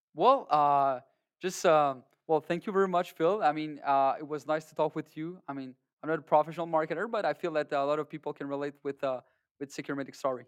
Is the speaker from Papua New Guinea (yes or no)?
no; Canada; we're all Canadian or people that, that live in America